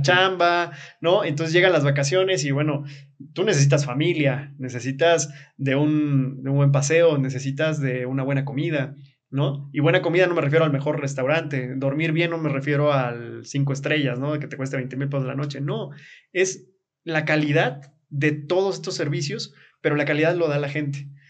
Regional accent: Comitán, Chiapas, Mexico; now in Tzimol, Mexico; yo nací aquí en Comitán, me encanta Tzimol, por eso me fui a vivir allá.

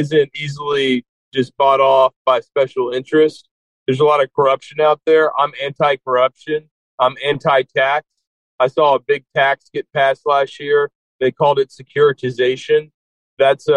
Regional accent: Houston, Texas, United States; I'm from Houston, Texas. I'm fifth generation Texan

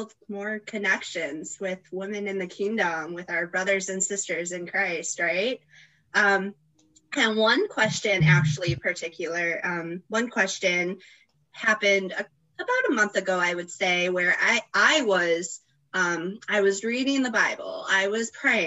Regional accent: New York, United States; from New York

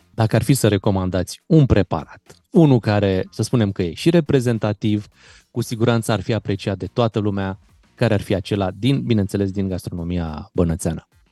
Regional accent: Romania; Noi suntem români.

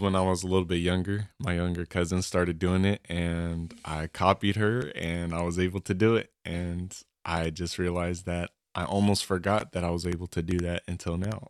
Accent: Colorado, United States; I am from Colorado.

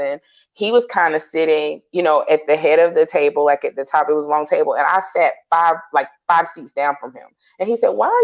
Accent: the South, United States; I'm a Southerner

